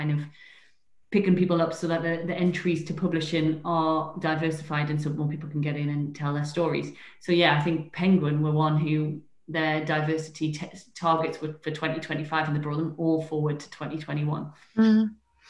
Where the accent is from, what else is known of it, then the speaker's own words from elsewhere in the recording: Newcastle upon Tyne, North East England, United Kingdom; moved away; also born or lived in London; I'm a Geordie living in Newcastle